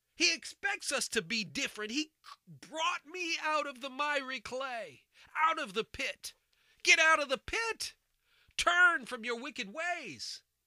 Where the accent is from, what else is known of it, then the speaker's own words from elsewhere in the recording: United States; I'm an American. I was born and raised here.